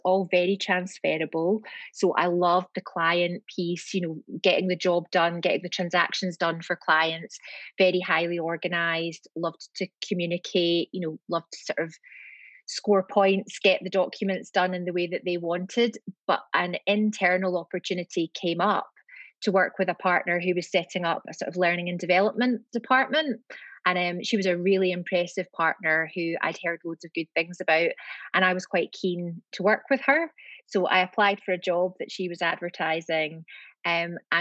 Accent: Glasgow, Scotland, United Kingdom; accent: Scottish; moved away; it's a Scottish accent. So I'm from Glasgow, and I'm back in Glasgow now.

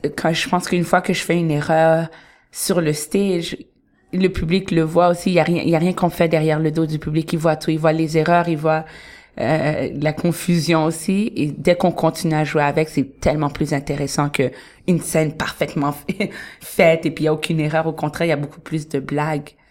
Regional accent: Montreal, Quebec, Canada; moved away as an adult; now in Toronto, Canada; je vais jamais dire que je viens de Toronto. Je suis très montréalaise

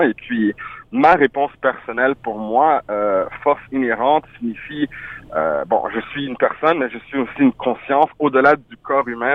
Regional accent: Ottawa, Ontario, Canada; first language French; also born or lived in France / Montreal / Haiti (ancestry); je suis né en France, je suis passé rapidement par Montréal, mais j'ai vraiment grandi à Ottawa, en Ontario

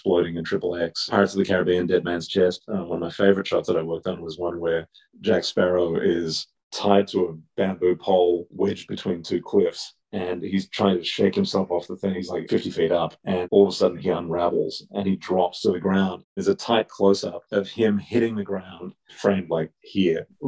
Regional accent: Melbourne, Victoria, Australia; moved away; Growing up in Australia

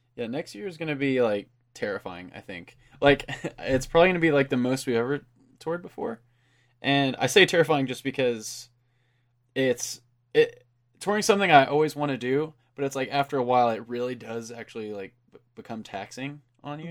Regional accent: Enid, Oklahoma, United States; we're from Enid, and that's, we're actually, like, closer to Wichita, Kansas

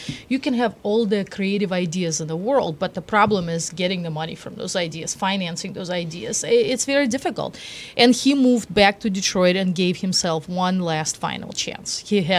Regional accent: Moscow, Russia; now in United States; I grew up in Moscow.

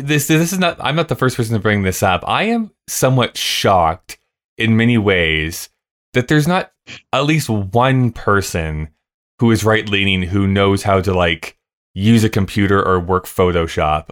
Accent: Canada; as a Canadian

